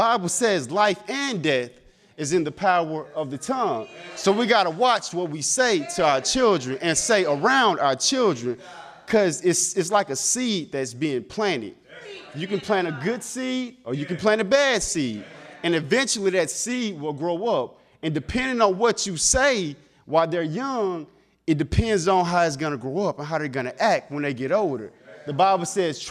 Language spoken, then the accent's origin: English; the South, United States; I'm from the South